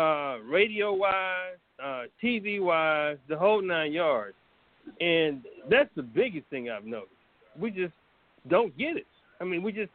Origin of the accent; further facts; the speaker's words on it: Louisiana, United States; moved away; also born or lived in North Carolina; I'm originally from Louisiana. I lived in North Carolina for a while